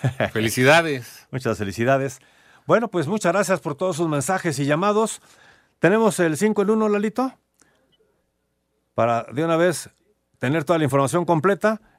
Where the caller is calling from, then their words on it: Mexico City, Mexico; Hola, ¿qué tal? … de la Álvaro Obregón.